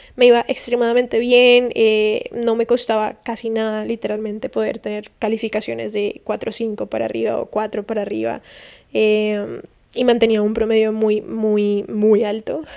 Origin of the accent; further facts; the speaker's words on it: Valle del Cauca, Colombia; moved away as an adult; now in Miami, United States; el valle, que es el departamento de donde vengo